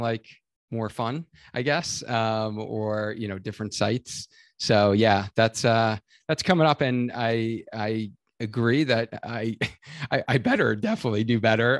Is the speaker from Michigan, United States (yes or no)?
no; New York, United States; now in Connecticut, United States; I'm originally from New York